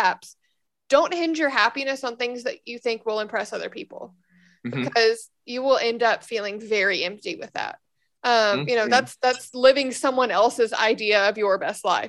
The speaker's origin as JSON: {"language": "English", "town": "Memphis", "region": "Tennessee", "country": "United States", "tie": "born or raised there", "moved": "as an adult", "said": "I've lived there my entire life. But I so appreciate being from that city now"}